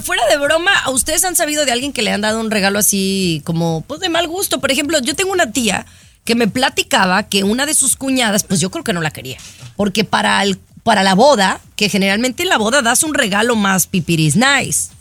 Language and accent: Spanish; Mexico; es mi gente porque soy mexicana